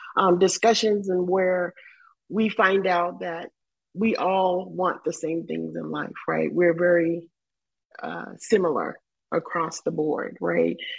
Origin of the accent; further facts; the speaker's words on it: the South, United States; I grew up in the South.